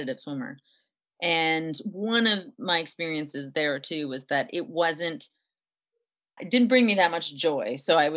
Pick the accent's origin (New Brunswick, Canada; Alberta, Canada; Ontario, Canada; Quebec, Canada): Quebec, Canada; Montreal; I grew up in Montreal